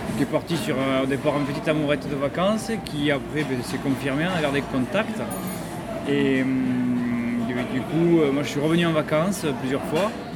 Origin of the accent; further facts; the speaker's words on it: Toulouse, Occitania, France; moved away as an adult; now in Phuket, Thailand; je, viens de Toulouse, en France